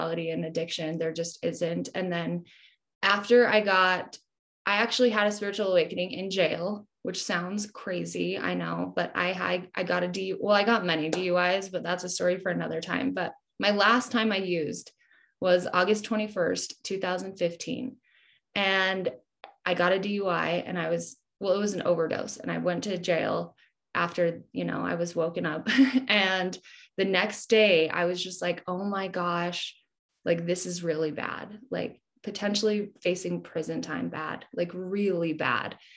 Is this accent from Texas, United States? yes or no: no; Utah, United States; I'm from Utah.